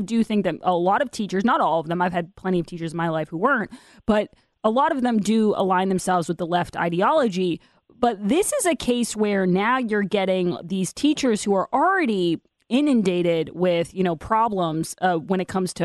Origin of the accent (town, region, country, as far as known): Massachusetts, United States; born or raised there